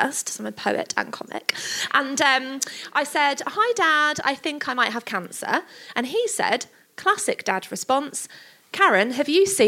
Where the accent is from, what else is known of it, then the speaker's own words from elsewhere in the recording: Stevenage, East of England, United Kingdom; we're from Stevenage